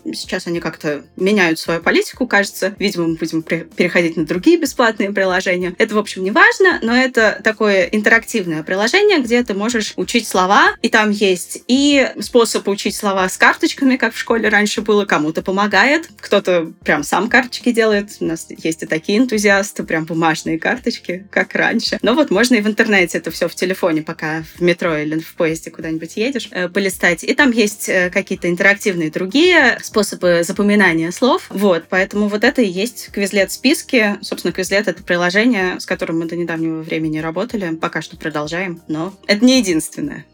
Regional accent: Saint Petersburg, Russia; я сама из Питера

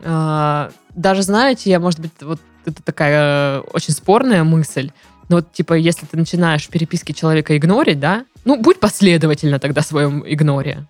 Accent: Krasnodar, Krasnodar Krai, Russia; мы из Краснодара

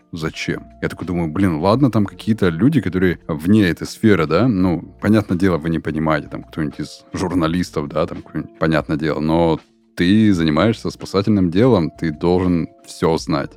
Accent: Surgut, Khanty-Mansi Autonomous Okrug, Russia; мой родной город Сургут

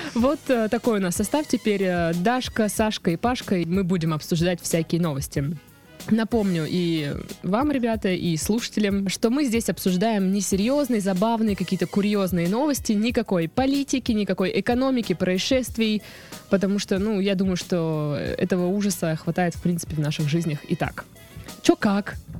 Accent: Krasnodar, Krasnodar Krai, Russia; у нас э, в Краснодаре сейчас

